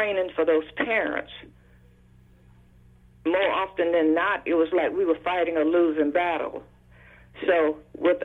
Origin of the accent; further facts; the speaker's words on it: Brunswick, Georgia, United States; moved away as an adult; now in Atlanta, United States; I was raised in Brunswick